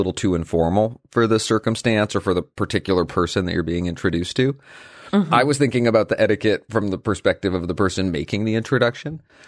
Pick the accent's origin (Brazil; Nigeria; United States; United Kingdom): Brazil; English is a second language; Plus, the podcast has been an amazing resource for improving my English. I'm from Brazil